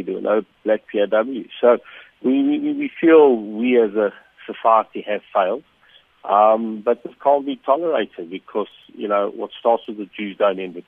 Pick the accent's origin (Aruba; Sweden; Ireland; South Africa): South Africa; as a South African